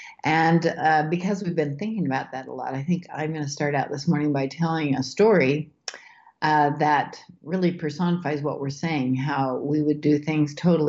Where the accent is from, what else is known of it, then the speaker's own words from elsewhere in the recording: Idaho, United States; Mount Clear, Idaho, which is my hometown.